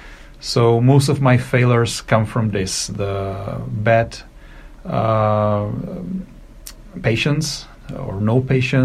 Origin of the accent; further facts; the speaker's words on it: Czechia; I'm from Czech Republic. I live in Prague